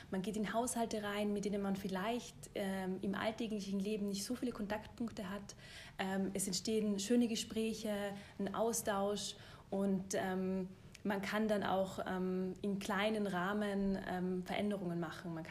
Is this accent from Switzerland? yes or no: no; Tyrol, Austria; also born or lived in Germany; Äh, ich bin Tirolerin, ähm, habe dann lang in Deutschland studiert und gearbeitet und habe mir aber dann gedacht, ich will wieder zurück in die Berge